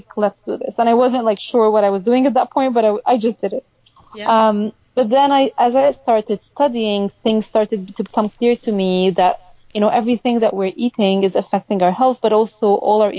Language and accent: English; Egypt; moved away as an adult; also born or lived in Austin, Texas / Chicago; now in Seattle, United States; we went back to Egypt when I was maybe 3 years old. And I grew up in Egypt